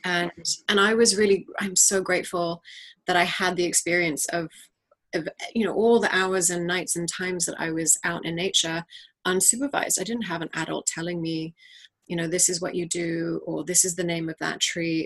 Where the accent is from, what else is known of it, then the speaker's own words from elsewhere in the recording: New Territories, Hong Kong; we were raised primarily by my mother in hong kong and our childhood was really as as urban as Hong Kong is. We grew up in the New Territories